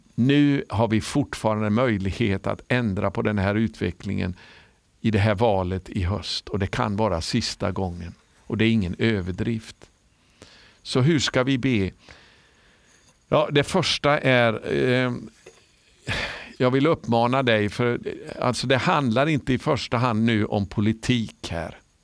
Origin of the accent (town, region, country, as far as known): Sweden